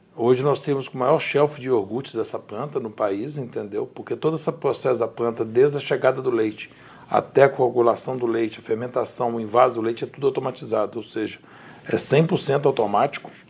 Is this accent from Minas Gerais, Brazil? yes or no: yes; Belo Horizonte, Minas Gerais, Brazil; Belo Horizonte, aonde eu cresci